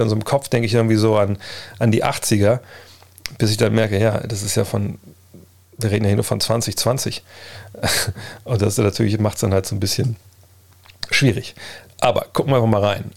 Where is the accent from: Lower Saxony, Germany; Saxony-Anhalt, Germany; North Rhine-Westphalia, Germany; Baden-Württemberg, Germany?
Lower Saxony, Germany; Wolfsburg; ich komme aus Wolfsburg